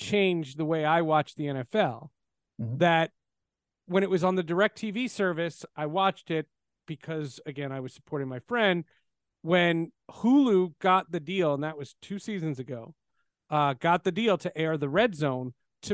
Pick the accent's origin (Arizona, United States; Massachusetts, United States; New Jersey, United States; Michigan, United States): New Jersey, United States; I grew up in New Jersey